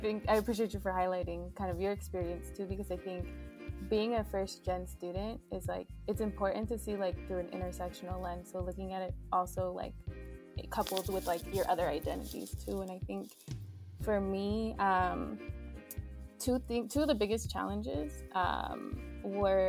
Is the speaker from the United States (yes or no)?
yes; Lancaster, California, United States; I'm tuning in from Lancaster, California, which is in Southern California